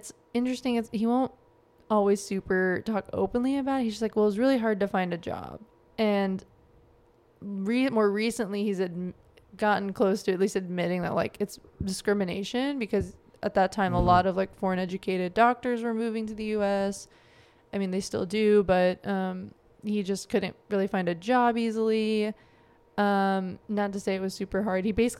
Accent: New Jersey, United States; born there; so you know, I was born in New Jersey. My parents immigrated there from Pakistan before I was born.

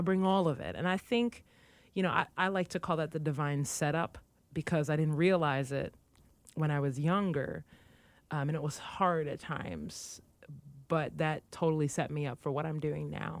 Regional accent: United States; there has never been a time growing up in the United States where I've not been aware of the fact that I'm African-American

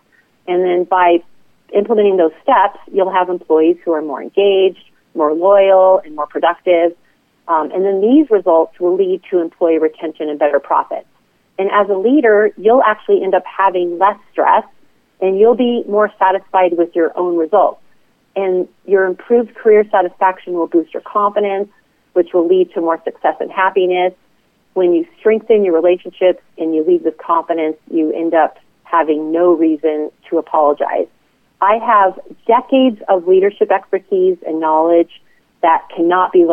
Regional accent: Las Vegas, Nevada, United States; moved away as an adult; in the hospitality business as a result of growing up in Las Vegas

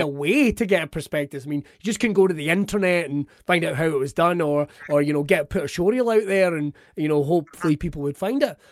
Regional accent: Ayrshire, Scotland, United Kingdom; I'm from Ayrshire

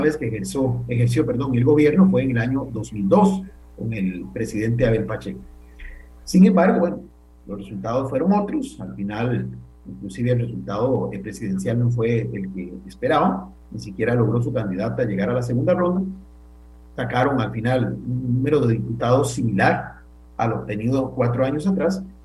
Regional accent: Costa Rica

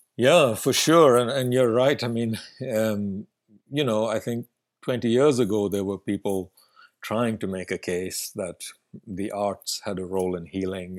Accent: Bangalore, Karnataka, India; first language Kannada; English is a second language; moved away as an adult; now in Vancouver, Canada; growing up in India

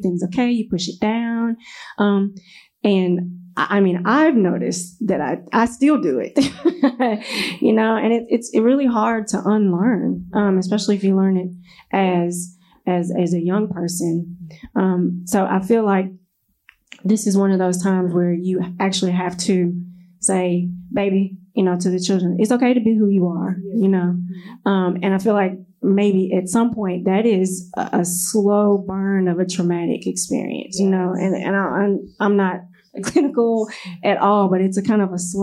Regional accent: Nashville, Tennessee, United States; now in Memphis, United States; And then I grew up in Nashville

